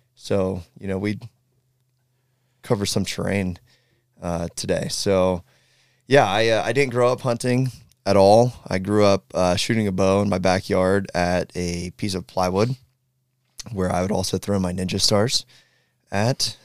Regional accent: Southeastern Ohio, United States; I'm from Ohio, Southeastern Ohio, live in Columbus

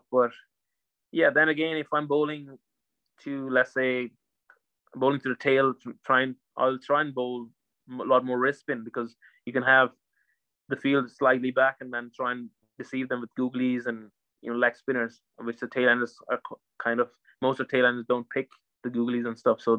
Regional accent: Ireland; for us as Irish cricketers, it's it's a, it's a huge like huge thing

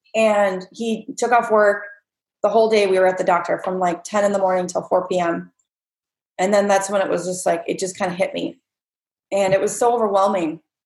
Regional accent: Winona, United States; now in California, United States; my hometown

